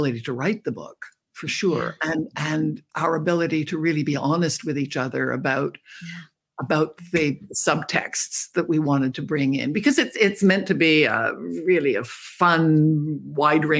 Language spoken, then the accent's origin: English; Canada; I'm a Canadian.